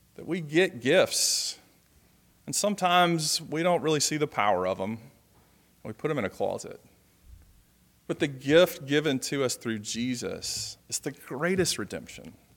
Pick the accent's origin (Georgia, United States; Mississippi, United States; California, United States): Georgia, United States; moved away; I'm leaving today to go down to Georgia to see family, to go back to my hometown